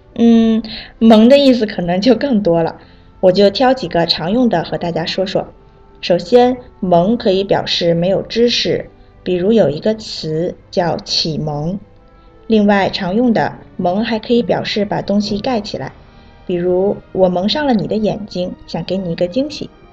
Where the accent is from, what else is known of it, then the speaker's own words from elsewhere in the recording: Vietnam; Chinese is a second language; 我是来自越南的